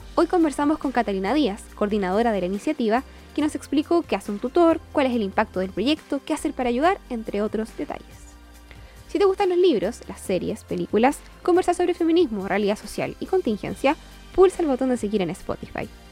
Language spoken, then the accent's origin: Spanish; Concepción, Biobío, Chile; yo soy de Concepción